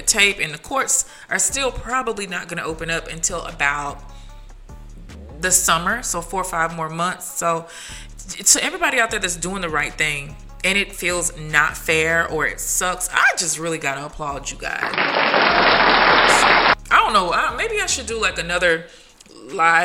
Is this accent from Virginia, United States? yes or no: no; Tennessee, United States; now in Dallas, United States; my hometown, Tennessee